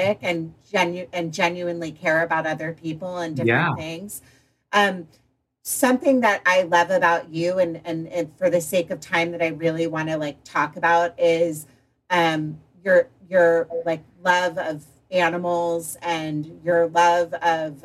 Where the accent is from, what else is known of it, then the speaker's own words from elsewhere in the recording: Potomac, Maryland, United States; moved away; I grew up in Potomac, Maryland, in a country club kid going to boarding school